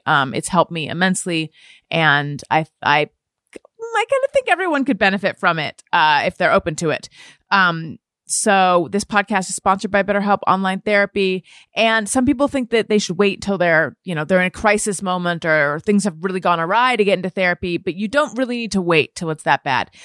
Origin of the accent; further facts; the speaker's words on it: Orange County, California, United States; I grew up in Orange County, California